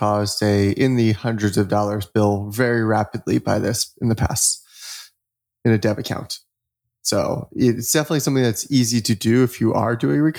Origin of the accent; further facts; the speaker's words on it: Florida, United States; I'm from Florida.